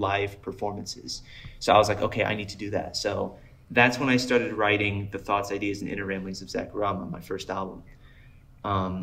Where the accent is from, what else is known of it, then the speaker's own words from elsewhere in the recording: South Florida, United States; also born or lived in Colorado; I'm from Florida. I grew up in South Florida